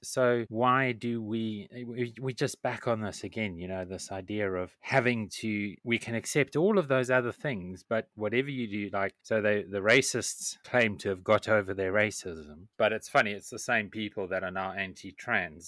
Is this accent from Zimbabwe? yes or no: yes; Zimbabwe; I grew up in Zimbabwe